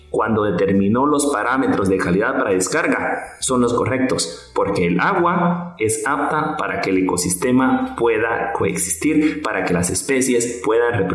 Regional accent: Guatemala; Es que en Guatemala no se cumple la ley. Recordemos que quien la cumple somos nosotros, ¿sí? Somos los guatemaltecos.

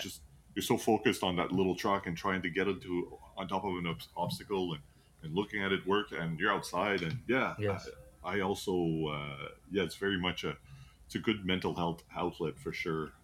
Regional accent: Canada; we're, we're from Canada.

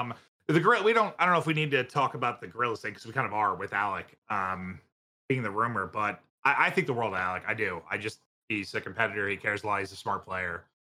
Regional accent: Mechanicsburg, Pennsylvania, United States; moved away; I grew up in Mechanicsburg.

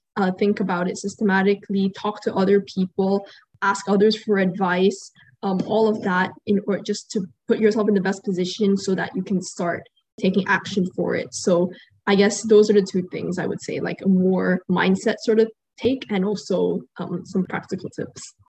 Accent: Qatar; growing up here

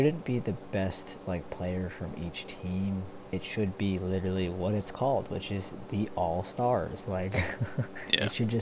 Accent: New Jersey, United States; born and raised in New Jersey

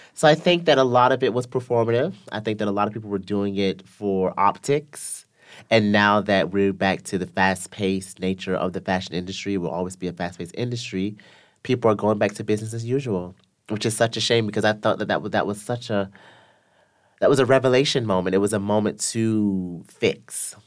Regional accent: the South, United States; I'm from the South in America

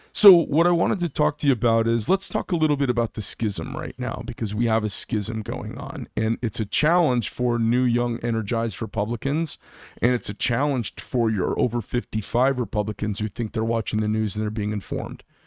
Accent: Scottsdale, Arizona, United States; now in Carefree, United States; I grew up in Scottsdale, and then I live up in Carefree now

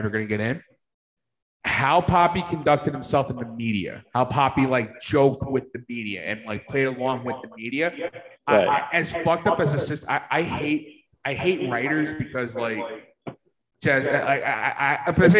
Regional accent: New York, United States; us being New Yorkers

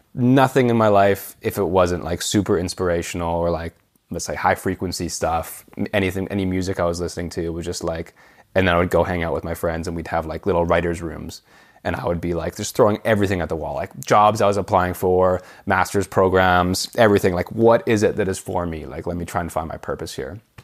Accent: Vancouver, British Columbia, Canada; moved away as an adult; also born or lived in Copenhagen; growing up in Canada

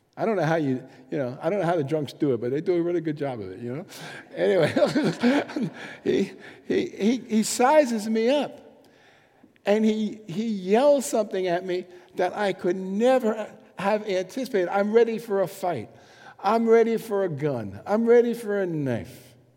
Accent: New York City, New York, United States; moved away as an adult; also born or lived in Bronx; I grew up in Manhattan, and uh, through all the trouble, so 28 years or something, 27 years in Manhattan

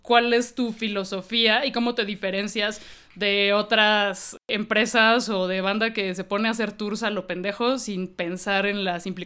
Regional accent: Mexico; yo soy mexicana, güey.

